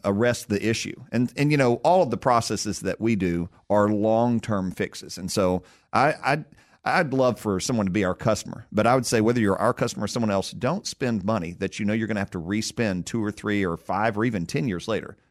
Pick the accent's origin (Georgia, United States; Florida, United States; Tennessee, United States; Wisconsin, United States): Tennessee, United States; born and raised in Tennessee, and I've been a proud son of the state for a long time.